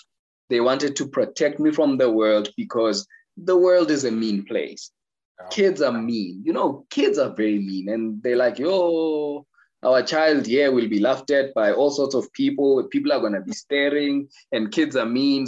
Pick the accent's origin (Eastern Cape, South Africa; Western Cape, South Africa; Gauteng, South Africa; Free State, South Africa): Gauteng, South Africa; Soweto; I was born in Soweto.